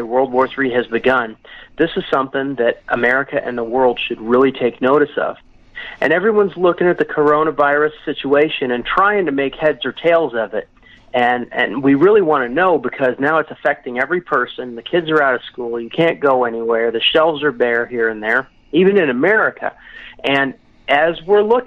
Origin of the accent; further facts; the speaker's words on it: United States; now in Mexico; as an American